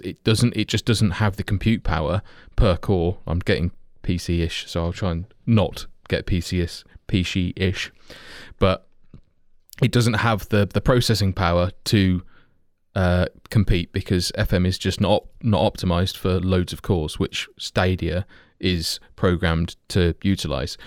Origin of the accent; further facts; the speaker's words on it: Kettering, East Midlands, United Kingdom; being fairly local myself, having been born there, like, my accent belies how I should say it